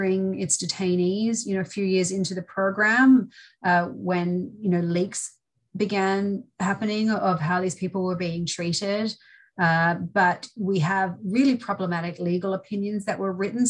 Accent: Australia; moved away as an adult; now in United States; I'm originally from Australia. I studied law there.

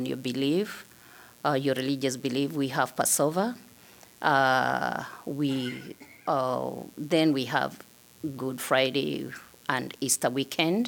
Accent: Kenya; now in Iowa City, United States; I am an immigrant from Kenya.

